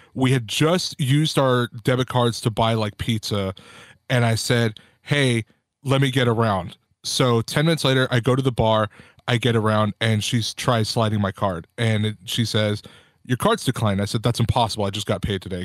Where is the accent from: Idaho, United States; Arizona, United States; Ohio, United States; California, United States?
California, United States; Whittier; born and raised in Whittier, California